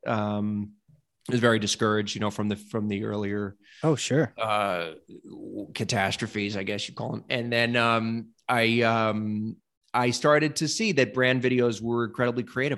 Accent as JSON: {"language": "English", "region": "New York", "country": "United States", "moved": "as an adult", "lives_now": "Nashville, United States", "said": "from New York, but I but I'm from here now. Yeah, I live here now"}